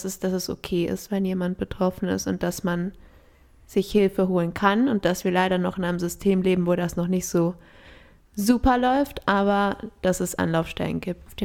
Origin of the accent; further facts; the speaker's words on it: Ecuador; aber ich bin ja in Ecuador aufgewachsen.